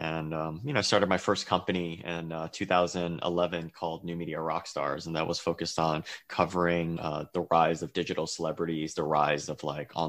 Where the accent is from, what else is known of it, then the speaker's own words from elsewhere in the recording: San Francisco, California, United States; I was born and raised in San Francisco to Chinese immigrant parents